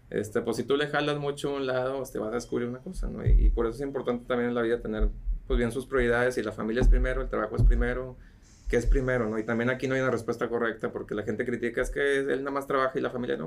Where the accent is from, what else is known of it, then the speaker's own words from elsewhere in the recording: Mexico; de México